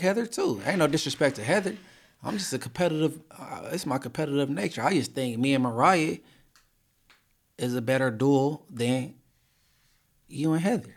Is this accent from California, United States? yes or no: yes; Inglewood, California, United States; I'm from Inglewood